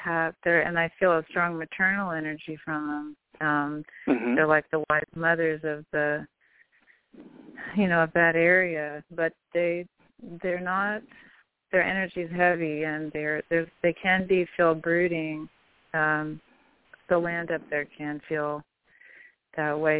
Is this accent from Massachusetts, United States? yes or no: no; Santa Cruz, Humboldt County, California, United States; now in Wisconsin, United States; I was born in California, in Santa Cruz, California, and then I spent years in Northern California, up near almost to the Oregon border, up in Humboldt County